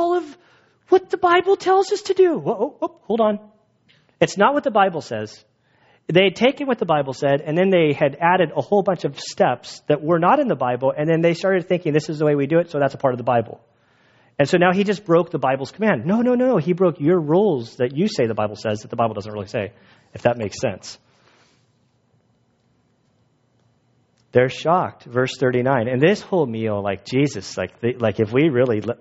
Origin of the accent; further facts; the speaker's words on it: United States; moved away; I'm an American